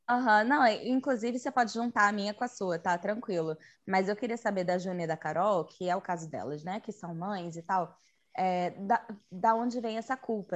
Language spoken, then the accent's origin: Portuguese; Rio de Janeiro, Brazil; now in Petrópolis, Brazil; Eu sou carioca, atualmente moro em Petrópolis